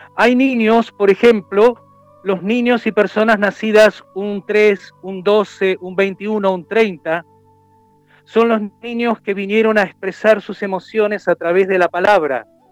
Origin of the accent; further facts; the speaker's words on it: Argentina; now in Chile; O es como aquí en Chile, si bien yo soy argentino hace años que estoy